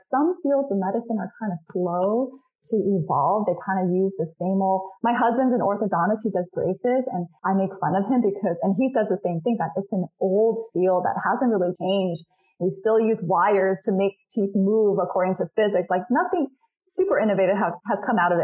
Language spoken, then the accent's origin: English; Rowland Heights, California, United States; also born or lived in Shanghai, China; I literally bought a practice in my hometown of Roland Heights where I grew up